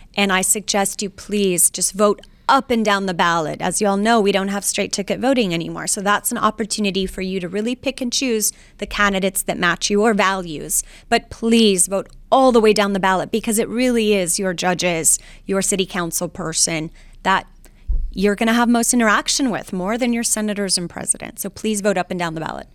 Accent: Laredo, Texas, United States; now in Houston, United States; I'm from Laredo, Texas. Laredo. I'm from South Texas, uh, born and raised on the border, daughter of teachers

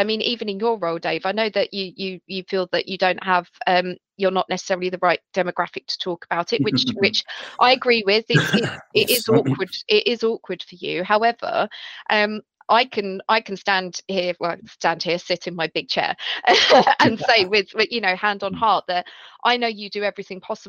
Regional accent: London, United Kingdom; I grew up in Southeast London.

